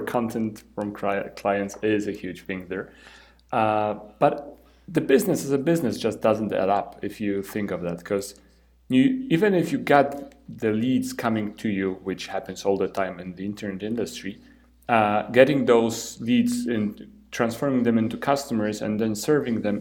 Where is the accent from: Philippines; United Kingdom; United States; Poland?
Poland; I'm from Poland